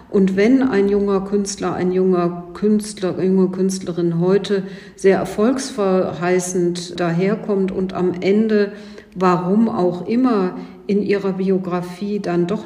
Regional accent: Cologne, North Rhine-Westphalia, Germany; Ich darf Ihnen als Kölnerin äh, verraten

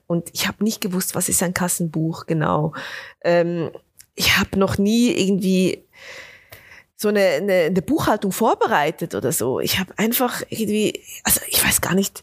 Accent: Bernese Oberland, Switzerland; Also ich komme aus dem, aus dem Berner Oberland, also aus den Bergen

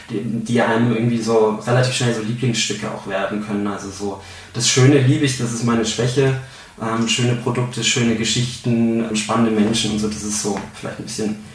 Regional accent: Bavaria, Germany; Ich komme aus Franken eigentlich gebürtig und da ist es, ähm, da Franken eigentlich eine Bier- und Weinregion ist

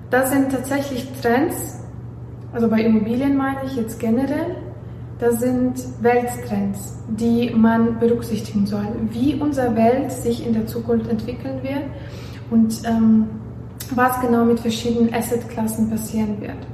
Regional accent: Belarus; also born or lived in Warsaw, Poland; ich komme ja aus Weißrussland und ich habe ähm, auch in Warschau gelebt

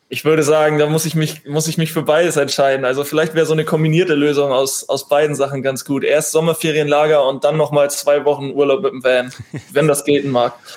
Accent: Bredstedt, Schleswig-Holstein, Germany; also born or lived in Husum / Flensburg; now in Kiel, Germany; Nordsee, weil es meine Heimat ist. Ich komme aus Bredstedt, bin in Husum geboren

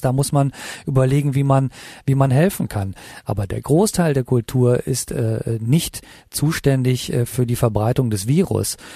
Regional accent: North Rhine-Westphalia, Germany; also born or lived in Italy / Los Angeles; now in Berlin, Germany; am Niederrhein, äh, wo ich geboren bin, äh, aufgewachsen bin und dass ich äh, auf einem katholischen Gymnasium für Jungen war

